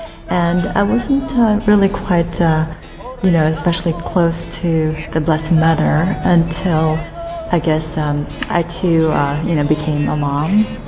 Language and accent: English; Los Angeles, California, United States; now in London, United Kingdom; I'm from Los Angeles, California, and I live here in London with my husband and young daughter.